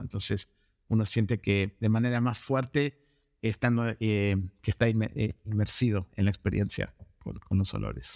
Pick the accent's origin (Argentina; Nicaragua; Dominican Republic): Argentina; moved away as an adult; also born or lived in United States; now in Los Angeles, United States; me crié en Argentina y me mudé a Estados Unidos para seguir un estudio de carrera